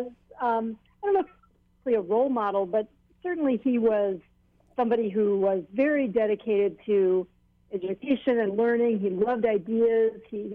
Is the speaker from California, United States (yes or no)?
no; Hilo, Hawaii, United States; I grew up in Hilo